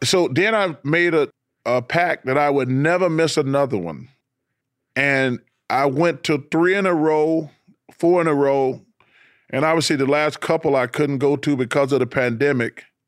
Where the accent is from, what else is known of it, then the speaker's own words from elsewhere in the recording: Leeds, Alabama, United States; I'm from Leeds, Alabama